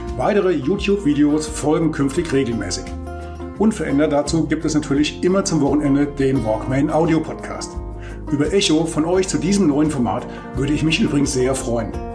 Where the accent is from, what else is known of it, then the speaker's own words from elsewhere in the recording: Bad Orb, Hesse, Germany; accent: Hessisch; also born or lived in Thuringia; Ich komme aus, aus dem Hessischen, aus dem Spessart, aus Bad Orb